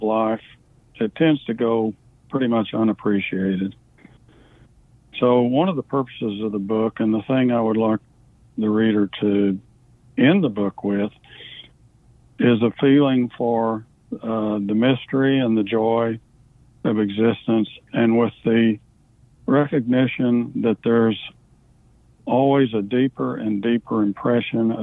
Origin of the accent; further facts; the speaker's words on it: Wichita Falls, Texas, United States; now in Conroe, United States; I was born in Wichita Falls, Texas, and I currently live in Conroe, Texas.